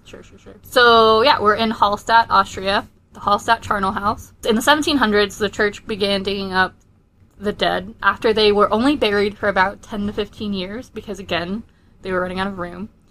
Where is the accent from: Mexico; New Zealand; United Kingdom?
United Kingdom; Fleetwood, North West England; the time I grew up in England is Fleetwood